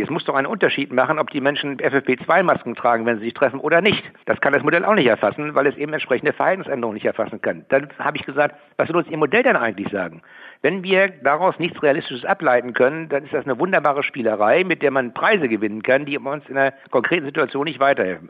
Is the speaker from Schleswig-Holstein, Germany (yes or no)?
yes; Schleswig-Holstein, Germany; bei uns in Schleswig-Holstein